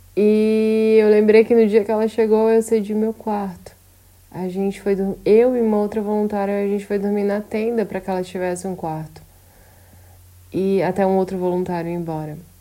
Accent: Brazil; moved away

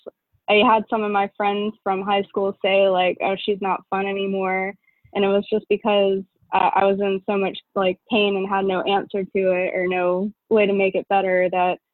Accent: Memphis, Tennessee, United States; moved away as an adult; also born or lived in Chattanooga, Tennessee; now in St. Petersburg, United States; I'm originally from Memphis, Tennessee, and I went to college in Chattanooga, Tennessee.

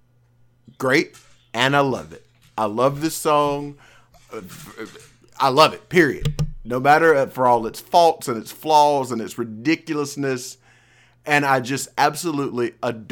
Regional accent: Muscle Shoals, Alabama, United States; my hometown of Muscle Shoals

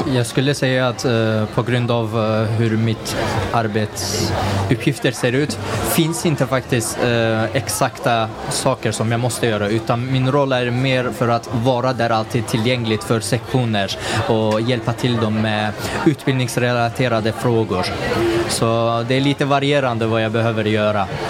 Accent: Sundsvall, Västernorrland County, Sweden; moved away as an adult; now in Gothenburg, Sweden; jag kommer själv från Sundsvall, Norrland

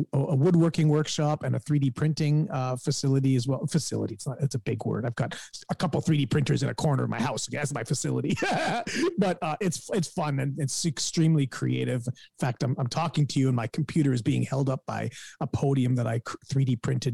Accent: Guelph, Ontario, Canada; here in my hometown of Guelph

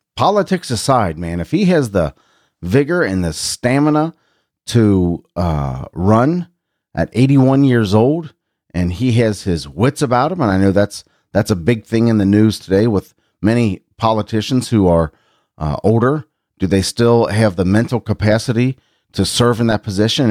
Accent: Cincinnati, Ohio, United States; I grew up here in Cincinnati

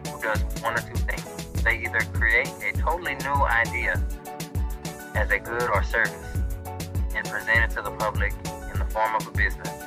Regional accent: Baltimore, Maryland, United States; moved away as an adult; also born or lived in Ruston, Louisiana; I was born and raised in Baltimore, Maryland, and when I was about 18 years old, I moved down to Ruston, Louisiana

